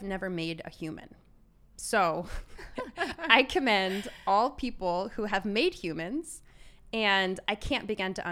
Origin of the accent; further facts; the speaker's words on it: Maryland, United States; now in Glendora, United States; I grew up in Maryland